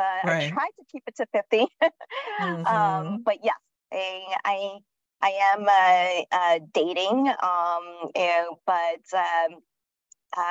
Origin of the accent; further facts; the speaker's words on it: New York City, New York, United States; moved away as an adult; also born or lived in London / Seattle / Washington, District of Columbia, United States; now in Charlotte, United States; I'm originally from New York City, born and raised in Manhattan, lived there most of my life.